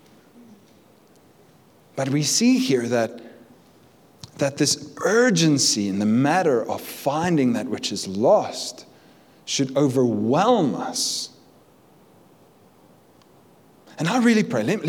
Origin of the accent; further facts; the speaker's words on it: Cape Town, Western Cape, South Africa; I'm from Cape Town